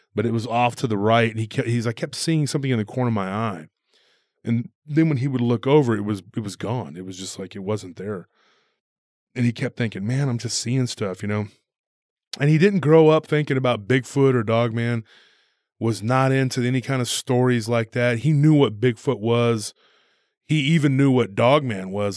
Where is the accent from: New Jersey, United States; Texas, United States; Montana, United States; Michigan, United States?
Texas, United States; Taylor; here in my hometown, um, Taylor